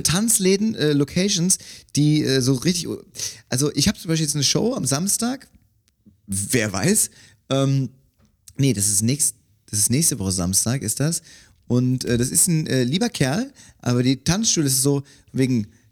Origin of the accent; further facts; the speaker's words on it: Cologne, North Rhine-Westphalia, Germany; Ich bin in Köln aufgewachsen